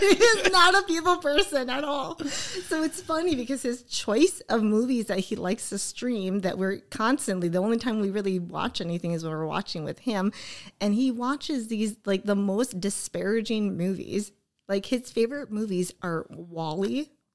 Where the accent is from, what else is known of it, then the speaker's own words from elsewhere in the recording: Oshkosh, Wisconsin, United States; this is my hometown